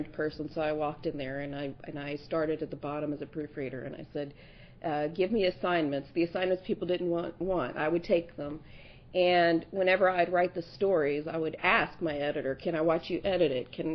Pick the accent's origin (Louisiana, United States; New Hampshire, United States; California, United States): Louisiana, United States; South; also born or lived in Kansas; So I was born in Kansas, but I grew up in South Louisiana.